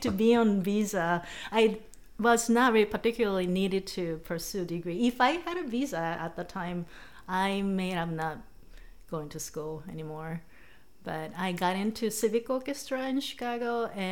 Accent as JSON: {"language": "English", "region": "Tokyo", "country": "Japan", "tie": "born or raised there", "second_language": "English", "moved": "as an adult", "lives_now": "United States", "said": "I was born and raised in Tokyo, Japan"}